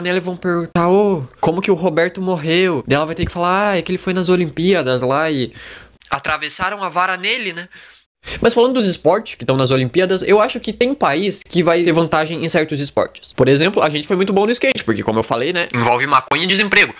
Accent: Gaúcho, Rio Grande do Sul, Brazil; eu sou gaúcho.

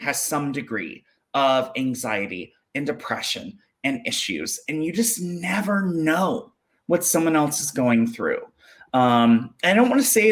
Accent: Jackson, Mississippi, United States; also born or lived in South Carolina; I was born in Possum Kingdom, South Carolina, and I grew up in Jackson, Mississippi.

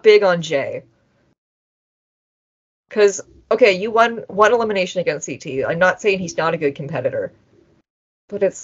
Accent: Canada; I'm Canadian

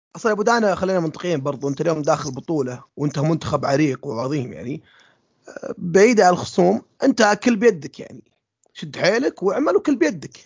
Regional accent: Saudi Arabia; إحنا السعودية

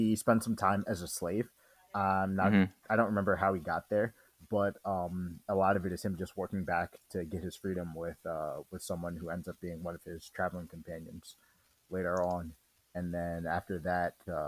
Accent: United States; being American

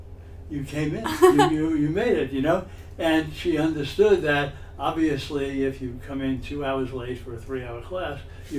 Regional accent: New York City, New York, United States; I was born in 1944, and I grew up in Crown Heights in Brooklyn, Brooklyn Avenue in Sterling Place. And the neighborhood, when I was born and my first years, was a sort of white, but sort of mixed neighborhood

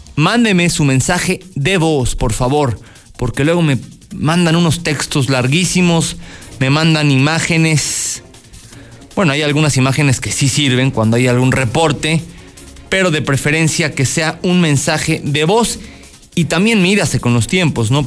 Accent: Mexico; somos mexicanos

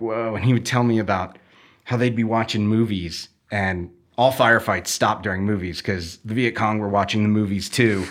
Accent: Chicago, Illinois, United States; where I grew up was basically where the city completely ends and you get into rural

